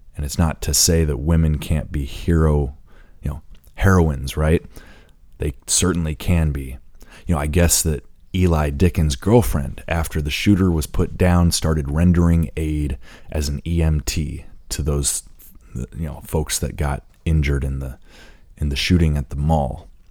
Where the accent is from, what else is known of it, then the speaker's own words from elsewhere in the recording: Indiana, United States; being that I grew up in Indiana, I'm a proud Hoosier